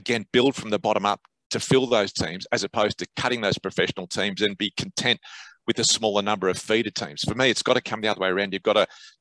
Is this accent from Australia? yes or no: yes; Sydney, New South Wales, Australia; I grew up in Eastwood